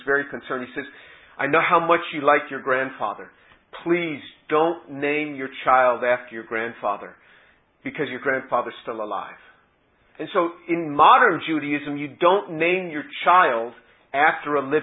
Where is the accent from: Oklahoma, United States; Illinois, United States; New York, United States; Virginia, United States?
New York, United States; moved away as an adult; also born or lived in South Carolina; I was from New York